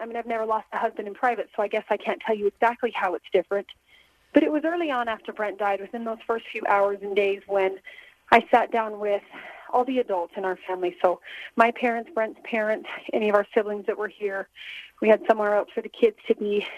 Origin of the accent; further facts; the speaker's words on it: North Ogden, Utah, United States; My hometown of North Ogden